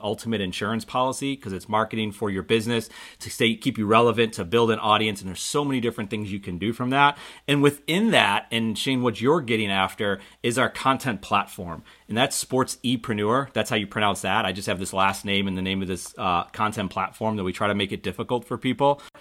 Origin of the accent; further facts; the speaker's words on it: Buffalo, New York, United States; now in Charlotte, United States; I'm originally from Buffalo, New York. I live in Charlotte, North Carolina